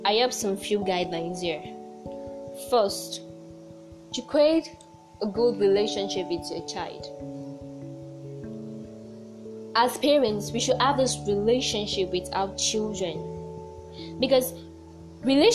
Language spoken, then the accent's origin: English; Oloibiri, Bayelsa, Nigeria; I come from Olubi, the community that first discovered oil in Nigeria